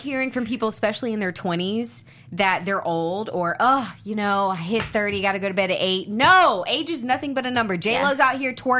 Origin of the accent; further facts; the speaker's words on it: South Carolina, United States; I'm from South, you know, Carolina, and we have Huddle House and we have Waffle House